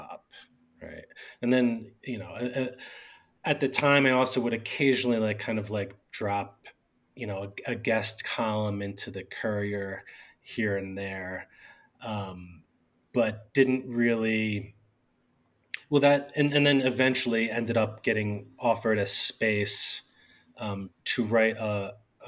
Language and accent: English; Holland, Pennsylvania, United States; I'm from Bucks County. I grew up in Holland, went to St. Bede Elementary School, graduated from Council Rock